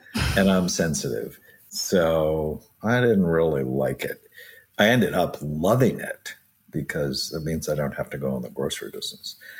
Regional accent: Southern California, United States; I grew up in Southern California

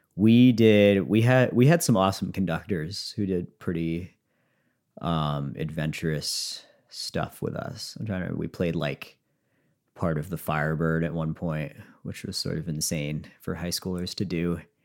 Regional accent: Conway, Massachusetts, United States; I grew up in Franklin County, which is closer to Vermont and more rural

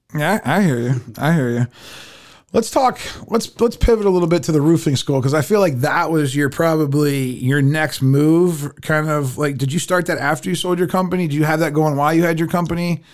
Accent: United States; we grew up in America

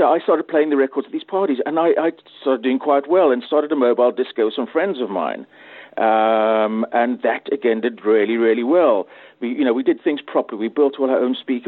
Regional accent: Cape Town, Western Cape, South Africa; moved away as an adult; now in Manchester, United Kingdom; I grew up in Cape Town in South Africa, and I started DJing at the age of 15

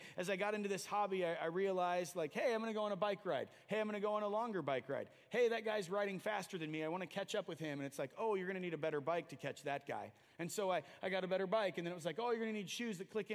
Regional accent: United States; we as American evangelicals and Christians and Christ followers

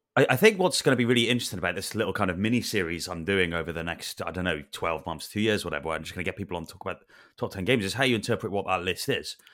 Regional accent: Wales, United Kingdom; I grew up in Wales

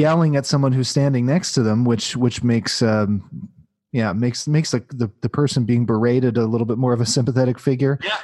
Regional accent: Midwest, United States; I grew up in the Midwest

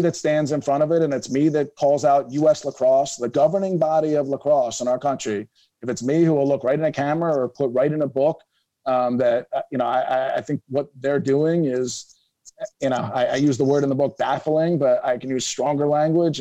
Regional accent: Philadelphia, Pennsylvania, United States; I growing up in Philadelphia, I played basketball, soccer

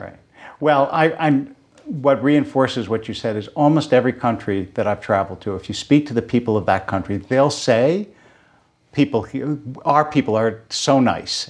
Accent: Philadelphia, Pennsylvania, United States; moved away; growing up in Philadelphia

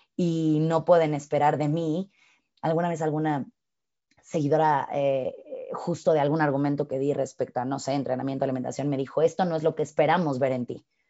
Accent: Mexico; soy mexicana

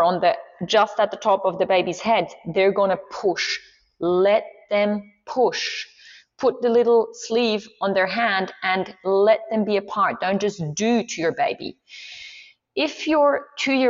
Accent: Swiss Alps, Switzerland; first language Swiss German; English is a second language; now in Australia; I grew up in the Swiss Alps

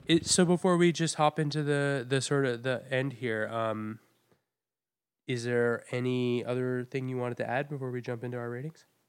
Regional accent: New England, United States; now in New York City, United States; I learned about slavery in my school in New England, so pretty liberal school

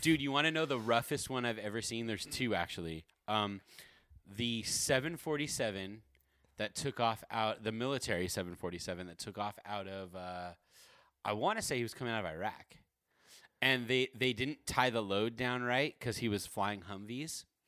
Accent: Corona, California, United States; I grew up in Corona, my, my Corona, California

